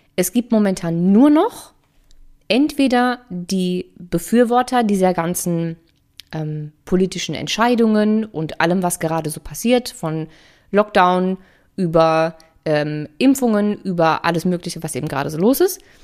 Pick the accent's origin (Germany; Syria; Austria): Germany